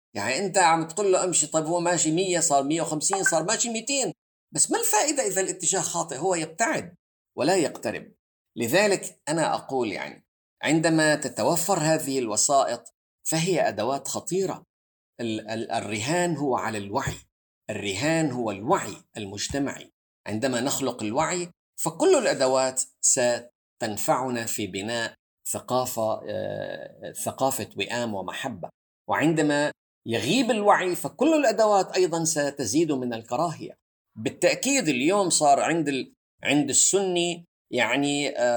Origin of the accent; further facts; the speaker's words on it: Syria; انا كسوري